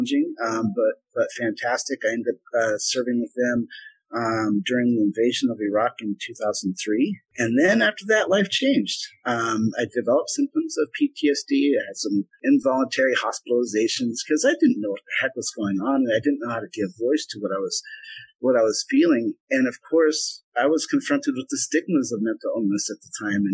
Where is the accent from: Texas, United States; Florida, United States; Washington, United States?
Washington, United States; Vashon Island; I grew up on Vashon Island